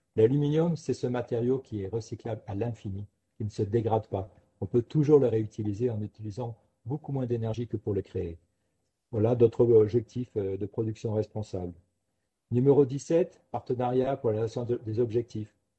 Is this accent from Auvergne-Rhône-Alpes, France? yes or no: yes; Ardèche, Auvergne-Rhône-Alpes, France; moved away; also born or lived in Paris; en revenant dans mon pays d'origine, en Ardèche